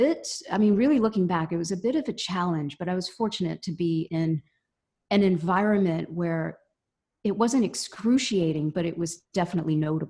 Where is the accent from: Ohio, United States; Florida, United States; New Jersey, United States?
Ohio, United States; Cincinnati; also born or lived in Bombay, India; In Cincinnati, Ohio. Yeah. Okay. So I grew up there and went to college there.